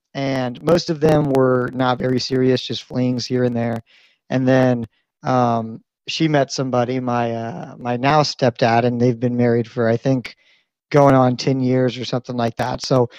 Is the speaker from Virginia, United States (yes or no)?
yes; Virginia, United States; also born or lived in Missouri, United States; So I spent a lot of time in Virginia and Missouri. Those are probably the two most central locations in my life